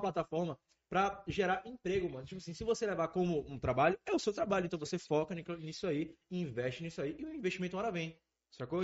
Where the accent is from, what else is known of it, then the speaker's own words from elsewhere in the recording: Northeast Region, Brazil; a gente é do Nordeste, então a gente falando da visão daqui